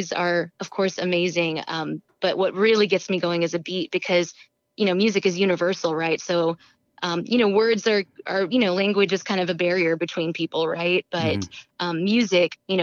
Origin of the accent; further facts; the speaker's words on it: Houston, Texas, United States; now in San Francisco, United States; I'm originally from Houston, Texas, but I've been living out in San Francisco for the last about 4.5 years.